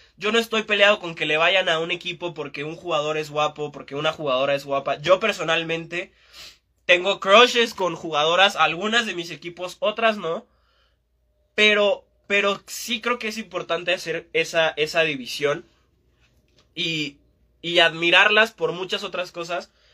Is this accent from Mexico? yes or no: yes; Mexico; Estamos muy atrasados en, en México